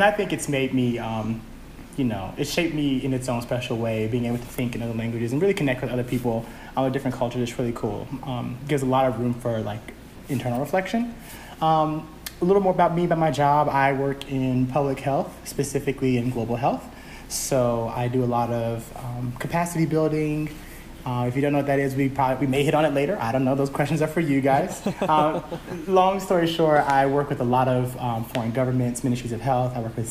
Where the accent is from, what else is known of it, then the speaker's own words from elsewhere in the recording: Atlanta, Georgia, United States; first language English; also born or lived in Birmingham, Alabama / Japan; I was born in Birmingham, Alabama. Okay. And I moved to Atlanta soon after. I think my mom says I was only a couple months old, maybe half a year. So I moved here with my mom and dad.